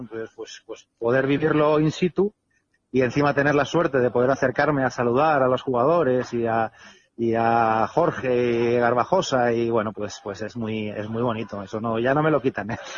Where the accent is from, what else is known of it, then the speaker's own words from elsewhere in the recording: Alicante, Valencian Community, Spain; moved away; yo soy alicantino